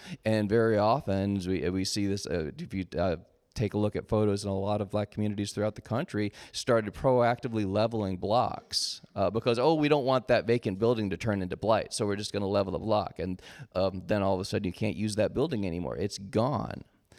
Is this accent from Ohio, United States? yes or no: no; Chicago, Illinois, United States; It happened in, but my hometown is Chicago.